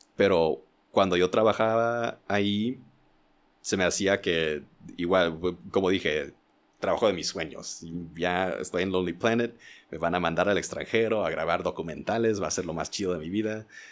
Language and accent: Spanish; Indiana, United States; now in Mexico; donde yo crecí en Indiana